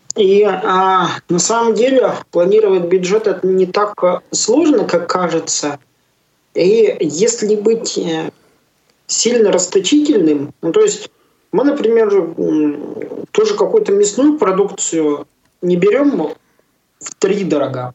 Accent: Yarkovo, Tyumen Oblast, Russia; also born or lived in Yalutorovsk; now in Chelyabinsk, Russia; Ярково, откуда я родом, это между Тюменью и Тобольском село такое есть

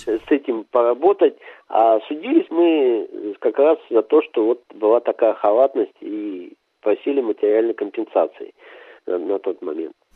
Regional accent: Arti, Sverdlovsk Oblast, Russia; Я родился в Свердловской области, поселок Арти, и вырос там, и школу там закончил

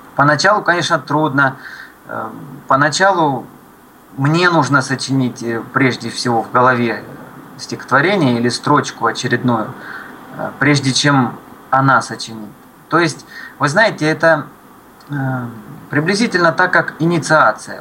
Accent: Luhansk, Luhansk Oblast, Ukraine; moved away; я родился в Луганске, на Донбассе.

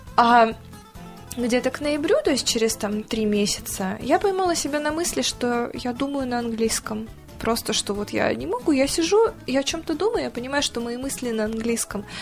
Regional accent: Novosibirsk, Novosibirsk Oblast, Russia; мы уже летим из Москвы в Новосибирск домой

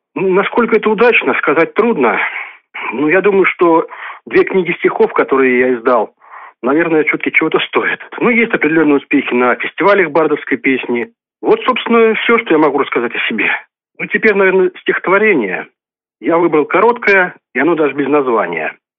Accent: Novomoskovsk, Tula Oblast, Russia; Я коренной житель города Новомосковска, здесь родился, здесь живу

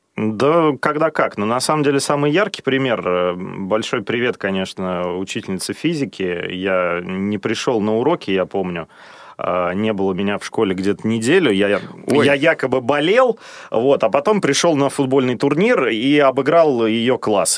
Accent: Odintsovo, Moscow Oblast, Russia; Я вырос в Подмосковье, при том, что родился я в Москве, да, но рос э, в Одинцово

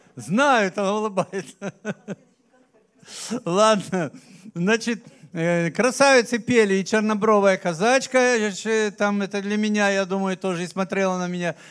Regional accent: Abkhazia, Georgia; now in Krasnodar Krai, Russia; я родился в Абхазии

